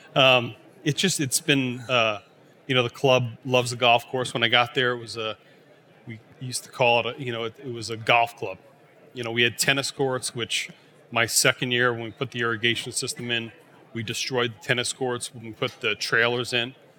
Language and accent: English; Rhode Island, United States; moved away as an adult; also born or lived in Syracuse, New York / Weston, Massachusetts; I grew up in Rhode Island